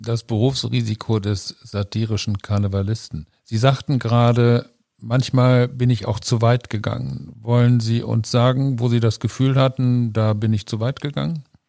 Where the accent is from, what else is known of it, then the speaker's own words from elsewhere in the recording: North Rhine-Westphalia, Germany; now in Cologne, Germany; Ich bin in Ostwestfalen aufgewachsen